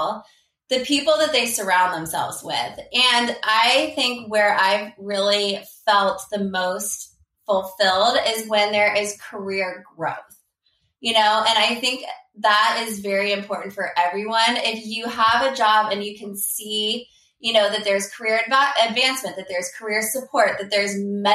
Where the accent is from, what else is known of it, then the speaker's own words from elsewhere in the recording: Palo Alto, California, United States; moved away as an adult; also born or lived in Princeton, New Jersey; I grew up in Palo Alto, California, which is now the heart of Silicon Valley